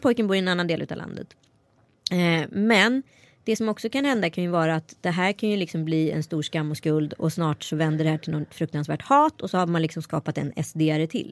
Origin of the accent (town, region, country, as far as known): Strömstad, Västra Götaland, Sweden; born or raised there